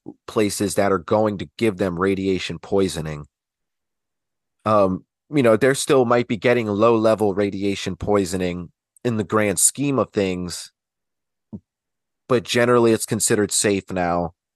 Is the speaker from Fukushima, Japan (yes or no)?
yes; Fukushima, Japan; I was born and raised in Fukushima Prefecture and am connected to all three areas of the prefecture because my father is from Iwaki.